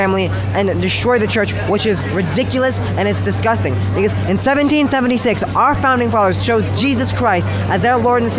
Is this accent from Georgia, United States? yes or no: no; California, United States; in my home state of California